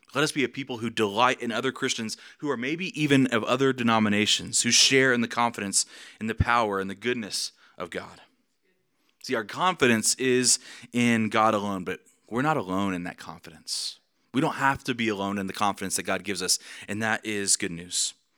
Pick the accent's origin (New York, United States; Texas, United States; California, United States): Texas, United States; Amarillo; I'm from Amarillo. I grew up in Amarillo